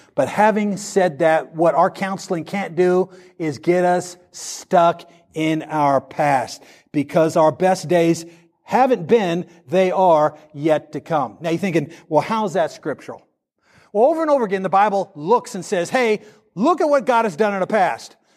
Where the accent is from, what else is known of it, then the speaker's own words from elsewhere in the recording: the South, United States; we're from the South. We're from a gun culture